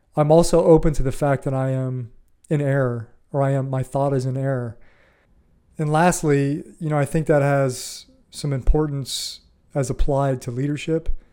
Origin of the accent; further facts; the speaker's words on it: Ohio, United States; moved away as an adult; also born or lived in Florida; I grew up in Ohio in the Midwest